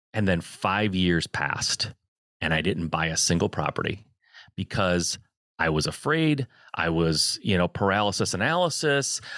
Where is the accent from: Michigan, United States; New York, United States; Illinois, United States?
Michigan, United States; I'm a Midwest guy, I, I born and raised in Michigan